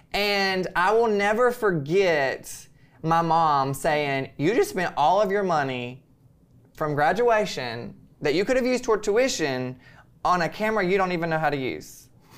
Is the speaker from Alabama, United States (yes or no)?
yes; Birmingham, Alabama, United States; So, but I came from Alabama, Birmingham, Alabama.